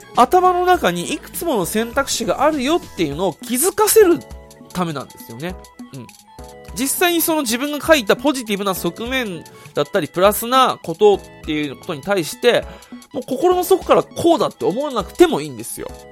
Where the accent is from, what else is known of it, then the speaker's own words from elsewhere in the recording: Okinawa, Japan; now in Saitama, Japan; 地元沖縄に帰るんで